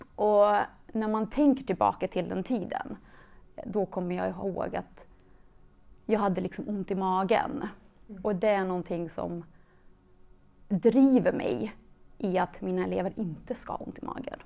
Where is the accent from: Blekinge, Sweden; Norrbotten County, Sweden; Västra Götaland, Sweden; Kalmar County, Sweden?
Västra Götaland, Sweden; Mariestad; also born or lived in Kosovo; jag, är uppvuxen i en liten stad, Mariestad, som ligger i Västergötland. Eh, är född i Kosovo. Så jag flydde till Sverige när jag var fem år gammal